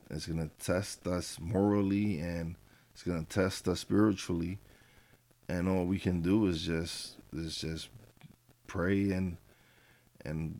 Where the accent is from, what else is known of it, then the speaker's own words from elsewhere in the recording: New York City, New York, United States; moved away; we're from East New York, Brooklyn